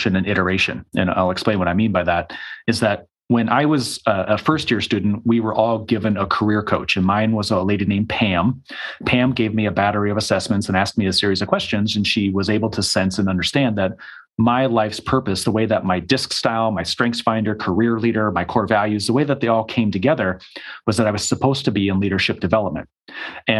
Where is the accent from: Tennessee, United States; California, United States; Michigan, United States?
Michigan, United States; moved away as an adult; also born or lived in Arizona; I immediately went to a university that was about 45 minutes from my hometown.